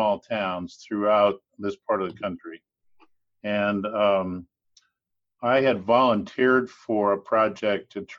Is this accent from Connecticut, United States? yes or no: no; western Nebraska, United States; I grew up in Nebraska. I grew up in the western part of the state